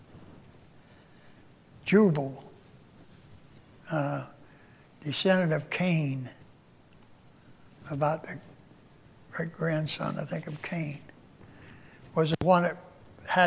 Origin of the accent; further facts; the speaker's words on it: Pennsylvania, United States; moved away; I was born and raised in Pennsylvania